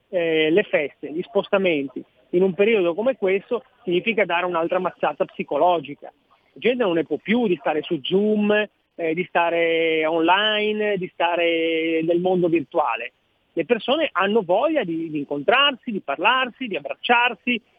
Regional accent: Genoa, Liguria, Italy; sono nato a Genova

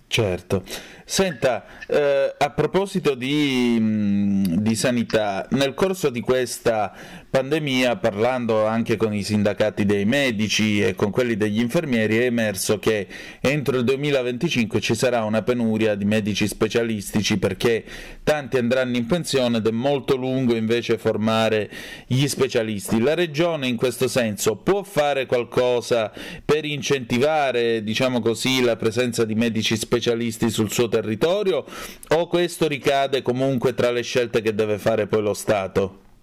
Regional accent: Vibo Valentia, Calabria, Italy; moved away; alla stazione di Vibo Valencia Pizzo, giù in Calabria da dove vengo io

